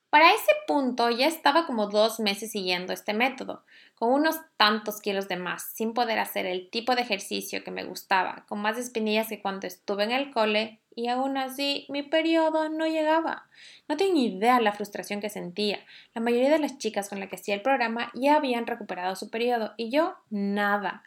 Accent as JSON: {"language": "Spanish", "country": "Ecuador", "moved": "yes", "lives_now": "Norway", "said": "Yo soy ecuatoriana y vivo en Noruega"}